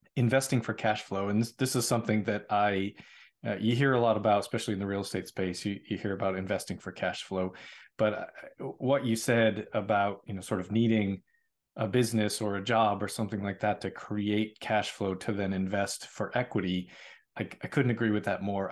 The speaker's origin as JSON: {"language": "English", "town": "Boston", "region": "Massachusetts", "country": "United States", "moved": "yes", "said": "I'm from Boston"}